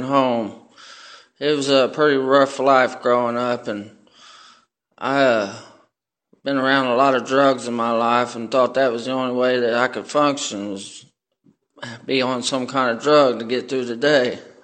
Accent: Middletown, Ohio, United States; I come from Middletown, Ohio.

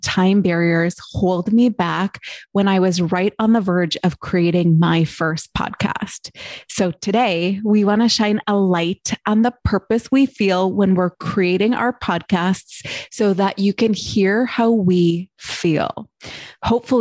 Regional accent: Midwest, United States; we are from the Midwest

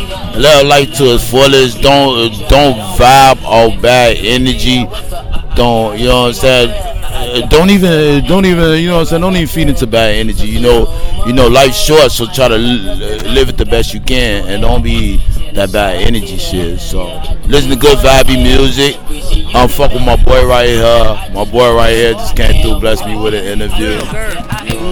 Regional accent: Chicago, Illinois, United States; moved away as an adult; now in Santa Monica, United States; I'm from Chicago

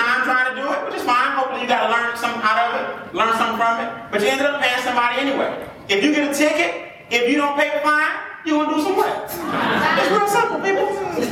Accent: College Park, Georgia, United States; I grew up on the South Side, College Park, East Point.

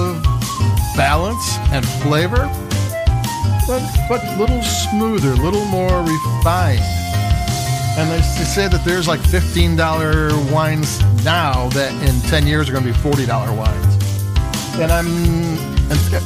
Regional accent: Chicago, Illinois, United States; I'm from Chicago

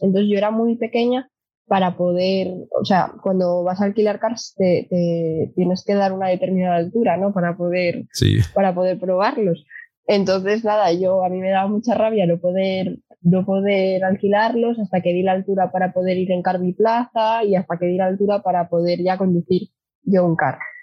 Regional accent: Gijón, Asturias, Spain; nací aquí en Gijón, fui al colegio Corazón de María

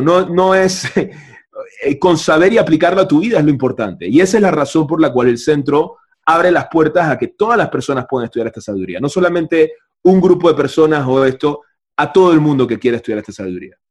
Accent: Panama; yo vengo de Panamá, de un país capitalista totalmente distinto

